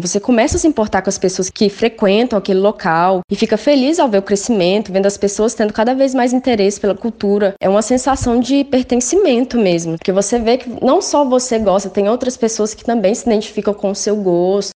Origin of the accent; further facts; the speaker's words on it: interior of Minas Gerais, Brazil; moved away as an adult; now in João Pessoa, Brazil; venho de uma cidade do interior de Minas